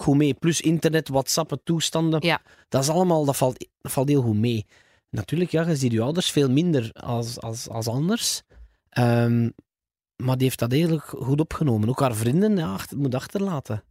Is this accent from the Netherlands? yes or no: no; Flanders, Belgium; als Vlamingen